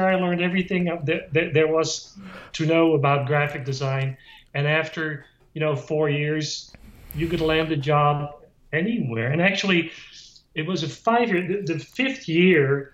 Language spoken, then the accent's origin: English; Netherlands; moved away; I grew up in Holland